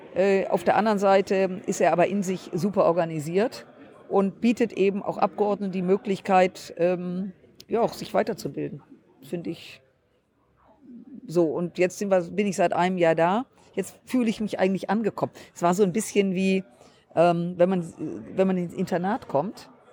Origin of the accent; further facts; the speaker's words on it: Düsseldorf, North Rhine-Westphalia, Germany; meine Heimatstadt Düsseldorf